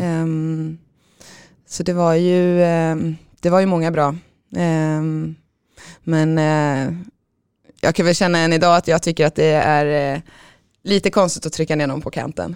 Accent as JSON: {"language": "Swedish", "town": "Tibro", "region": "Västra Götaland", "country": "Sweden", "tie": "born or raised there", "also_born_or_lived": "Sundsvall", "said": "har väl spenderat min största uppväxt i, eh, eller största delen av min uppväxt i Tibro, mm. utanför Skövde"}